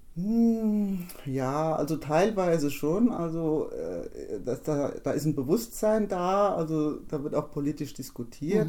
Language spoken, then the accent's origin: German; Wolfgruben, Hesse, Germany; bei uns in Wolfgruben, als die Fußgängerampel dann endlich installiert wurde, wofür wir als Ortsbeirat auch uns eingesetzt hatten